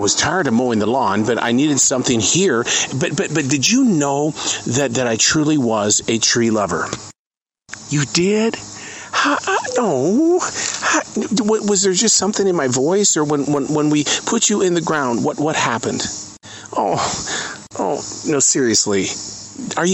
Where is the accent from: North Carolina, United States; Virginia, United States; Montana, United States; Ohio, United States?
Montana, United States; now in Charlotte, United States; I come from Montana